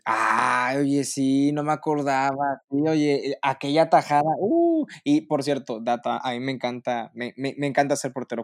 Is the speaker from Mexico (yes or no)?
yes; Monterrey, Nuevo León, Mexico; siendo regio